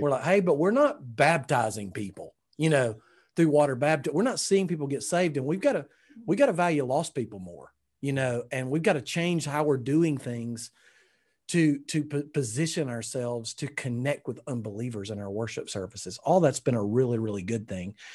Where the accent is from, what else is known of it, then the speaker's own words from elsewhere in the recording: Alabama, United States; I'm from Alabama